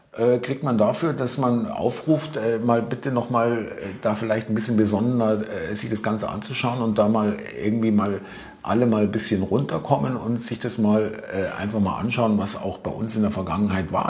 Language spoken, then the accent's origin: German; Munich, Bavaria, Germany; wie uns das im Münchner Gymnasium eingepimst wurde